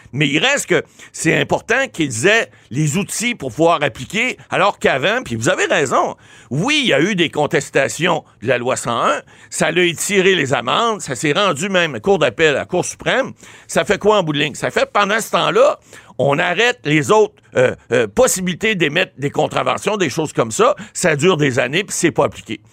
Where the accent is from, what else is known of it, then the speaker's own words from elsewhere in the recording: Ottawa, Ontario, Canada; Je suis natif d'Ottawa.